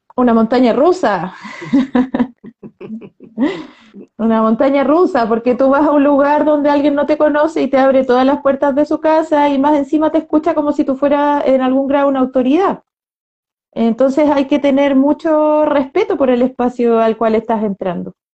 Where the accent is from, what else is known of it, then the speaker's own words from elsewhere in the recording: Chile; todo lo que hemos vivido las personas como chilenas los últimos dos años y medio